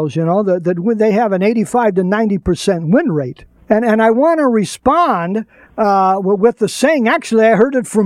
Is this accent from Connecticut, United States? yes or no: no; Birmingham, Alabama, United States; I was born in Birmingham, Alabama